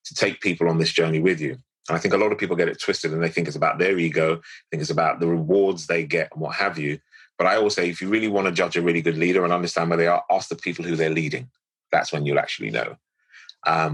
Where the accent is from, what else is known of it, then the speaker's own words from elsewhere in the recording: London, United Kingdom; I was born in St. Mary's Hospital, Paddington, in Northwest London